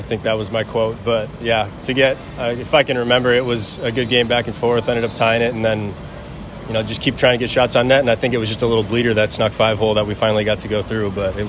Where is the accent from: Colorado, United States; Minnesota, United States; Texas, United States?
Minnesota, United States; Monticello; moved away; It's called Monticello, a small town about an hour out of Minneapolis.